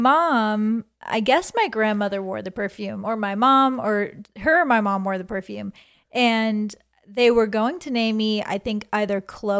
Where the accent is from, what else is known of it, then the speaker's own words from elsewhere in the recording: Peabody, Massachusetts, United States; Peabody, Massachusetts. I born and raised there, I don't know, kindergarten. Kindergarten, elementary school, middle school, high school.